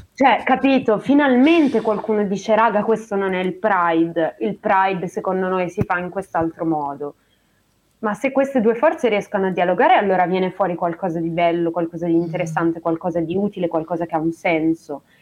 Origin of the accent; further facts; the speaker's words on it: Treviso, Veneto, Italy; moved away; io sono di Treviso